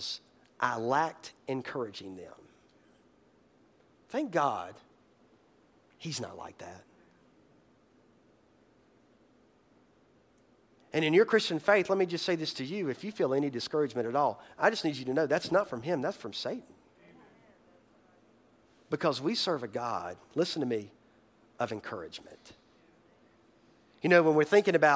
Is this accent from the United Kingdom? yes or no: no; Boiling Springs, United States; moved away; my hometown, Boiling Springs